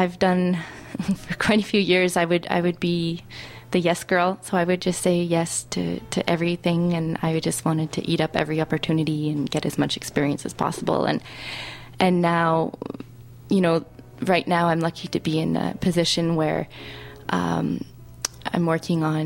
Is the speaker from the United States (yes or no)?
no; Alberta, Canada; I'm actually originally from Alberta